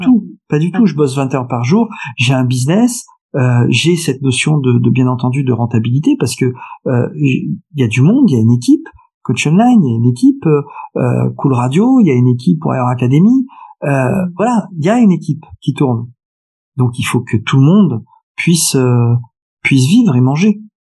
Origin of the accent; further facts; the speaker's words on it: France; also born or lived in Paris / Nice; je suis français profondément attaché à mon pays